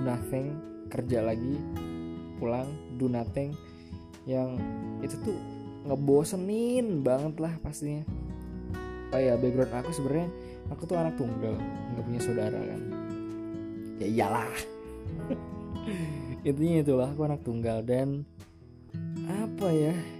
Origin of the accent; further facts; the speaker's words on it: a regency around Surakarta, Central Java, Indonesia; accent: medok; aku dari Solo. Eh, tepatnya sebuah kabupaten di sekitar kota Surakarta